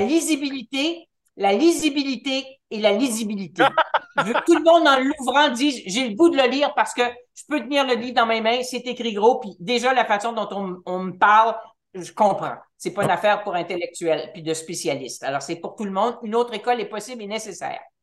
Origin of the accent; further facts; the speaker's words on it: Montreal, Quebec, Canada; moved away as an adult; je suis montréalaise